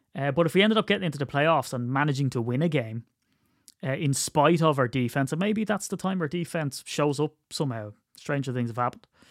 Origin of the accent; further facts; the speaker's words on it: Ireland; I'm Irish